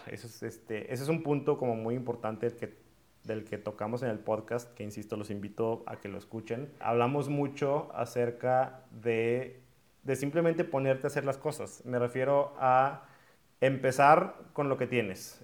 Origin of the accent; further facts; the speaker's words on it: Monterrey, Nuevo León, Mexico; yo soy de aquí de Monterrey